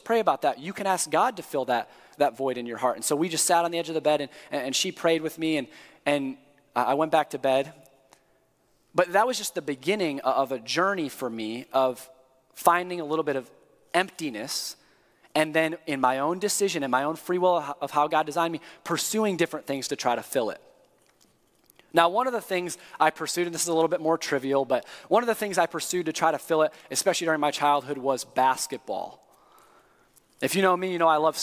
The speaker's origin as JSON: {"language": "English", "town": "East Lansing", "region": "Michigan", "country": "United States", "tie": "born or raised there", "moved": "yes", "lives_now": "Indiana, United States", "said": "I grew up in East Lansing, 5 minutes away from the Breslin Center where the Spartans played"}